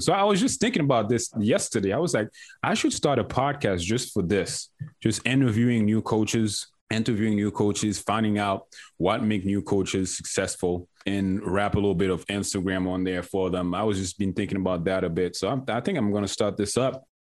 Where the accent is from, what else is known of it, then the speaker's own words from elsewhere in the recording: Haiti; moved away; I'm from Haiti